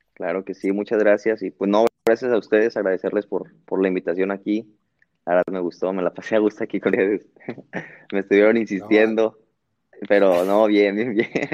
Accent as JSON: {"language": "Spanish", "town": "Guadalajara", "region": "Jalisco", "country": "Mexico", "moved": "as an adult", "lives_now": "Belgium", "said": "soy de Guadalajara"}